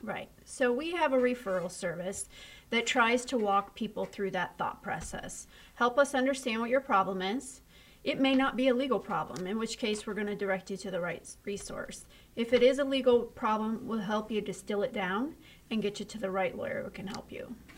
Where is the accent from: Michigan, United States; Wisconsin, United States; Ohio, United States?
Ohio, United States; born or raised there